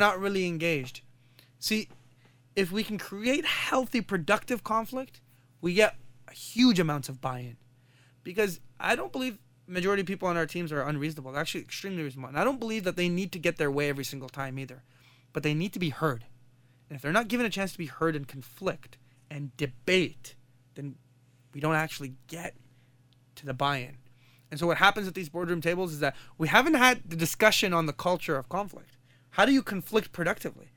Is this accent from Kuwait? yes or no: yes; Kuwait; now in Canada; I come from Kuwait